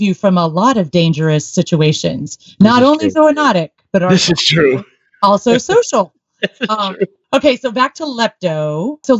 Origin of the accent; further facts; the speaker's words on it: Texas, United States; when we were growing up in Texas